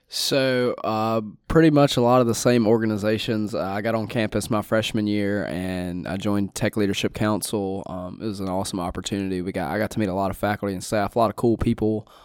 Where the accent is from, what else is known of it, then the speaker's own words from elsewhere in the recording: Winsboro, Louisiana, United States; I'm from the big city of Winsboro, Louisiana